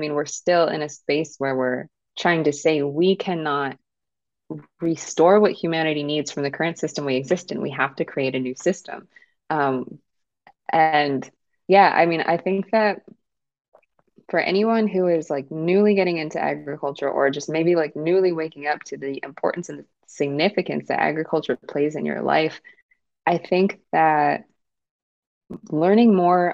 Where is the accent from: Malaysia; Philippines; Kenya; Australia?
Kenya; I'm from Kenya, so Swahili.